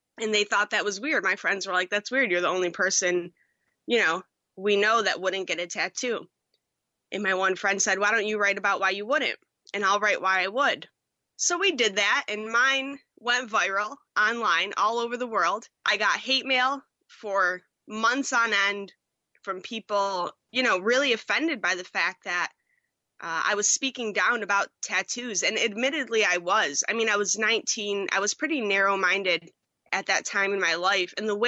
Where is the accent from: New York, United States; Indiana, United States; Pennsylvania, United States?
New York, United States; Buffalo; there was a producer opening back in Buffalo in my hometown. Moved back, took that job.